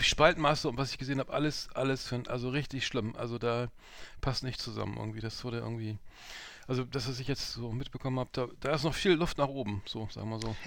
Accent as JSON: {"language": "German", "country": "Germany", "said": "die man so gar nicht kennt als Europäer oder so als Deutscher"}